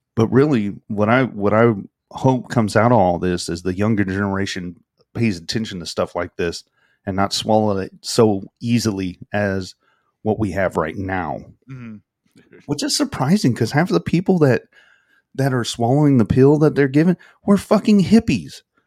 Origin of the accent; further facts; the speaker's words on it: the South, United States; I'm from the South. We love our sweet tea.